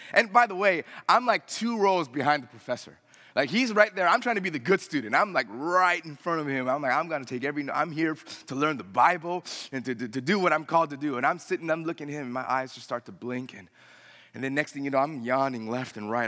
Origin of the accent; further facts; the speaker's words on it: United States; I'm a first generation American. Uh, if you wanna say that's the first generation, I was the only one born here.